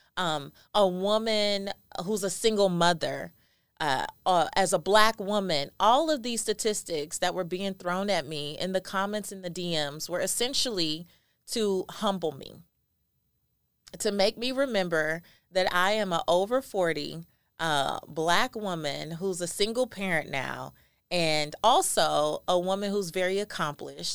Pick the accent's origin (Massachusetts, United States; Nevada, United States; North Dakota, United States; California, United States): California, United States; Los Angeles; I am a first generation American. I am Belizean, and I was raised in South Central Los Angeles, an area called Lemur Park